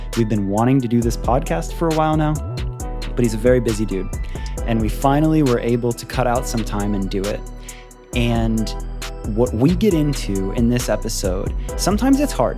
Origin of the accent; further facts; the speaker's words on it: Clearwater, Florida, United States; I grew up in Clearwater, really, so not too far from Lakeland